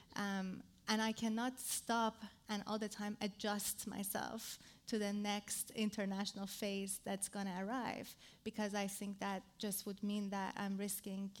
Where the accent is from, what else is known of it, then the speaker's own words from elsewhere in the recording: Iran; I come from Iran. Iran